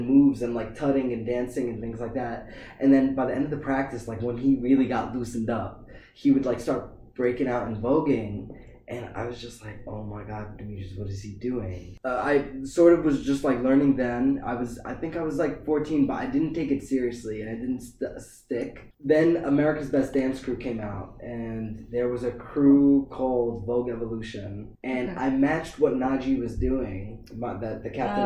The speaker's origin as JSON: {"language": "English", "town": "Yonkers", "region": "New York", "country": "United States", "said": "I'm from Yonkers, New York"}